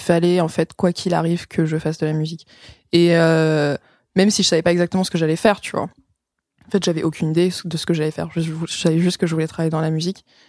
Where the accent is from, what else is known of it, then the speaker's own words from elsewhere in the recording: Vitry-sur-Seine, Île-de-France, France; moved away as an adult; also born or lived in United States / Netherlands / Paris; j'ai grandi en France